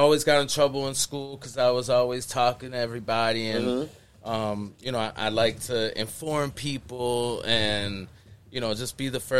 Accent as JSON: {"language": "English", "town": "Worcester", "region": "Massachusetts", "country": "United States", "tie": "born or raised there", "said": "I grew up in the Valley"}